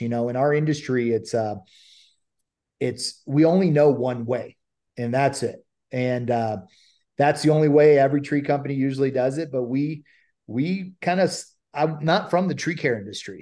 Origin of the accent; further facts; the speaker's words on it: Ohio, United States; moved away as an adult; now in California, United States; I'm I'm originally from Ohio and moved out to California